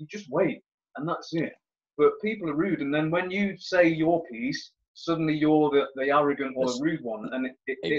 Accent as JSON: {"language": "English", "town": "Leamington Spa", "region": "West Midlands", "country": "United Kingdom", "lives_now": "Coventry, United Kingdom", "said": "I'm from Leamington Spa, which is a small town just outside of Coventry"}